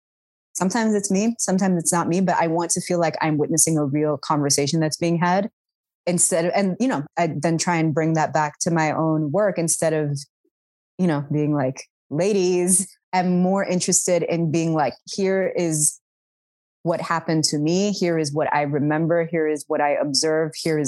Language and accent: English; Sudan; accent: Sudani; here is how I, in my Sudani accent, would spell this.